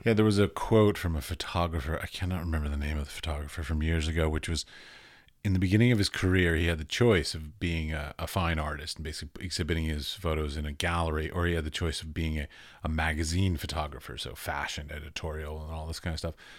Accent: United States; as an American

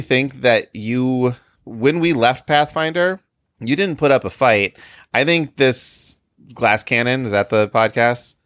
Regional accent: Illinois, United States; we're from Illinois

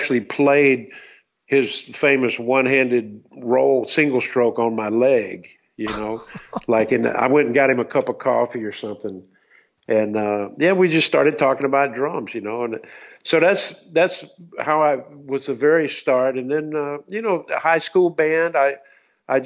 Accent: Columbia, South Carolina, United States; I'm from Columbia, South Carolina, and I grew up pretty much

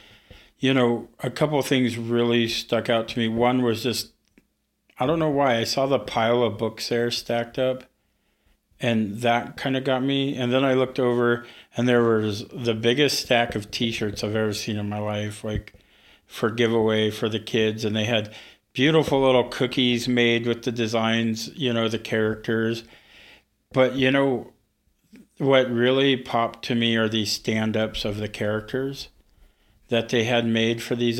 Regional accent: Prince of Wales Island, Alaska, United States; also born or lived in Ketchikan, Alaska; I was born in Ketchikan, grew up on Prince of Wales

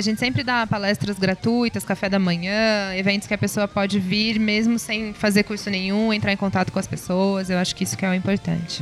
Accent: Ribeirão Preto, São Paulo, Brazil; eu sou empresária, é, sou aqui de Ribeirão Preto.

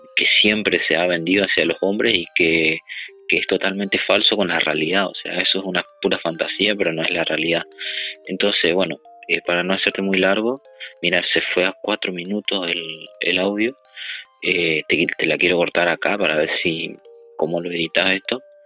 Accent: Argentina; soy de Argentina

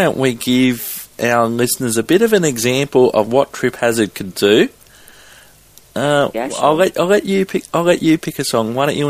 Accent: Australia; being Australian

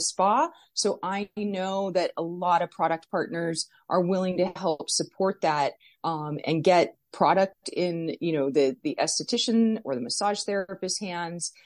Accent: Las Vegas, Nevada, United States; I was born and raised here in Las Vegas

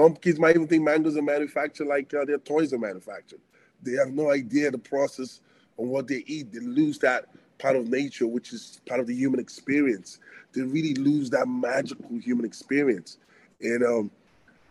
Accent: Benin City, Edo, Nigeria; also born or lived in Antwerp, Belgium / London, England / Arizona, United States; now in Canada; growing up in Africa in that kind of an environment

